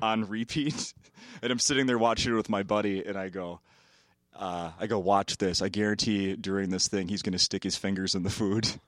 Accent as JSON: {"language": "English", "town": "Saint Paul", "region": "Minnesota", "country": "United States", "tie": "born or raised there", "said": "Born and raised in Saint Paul"}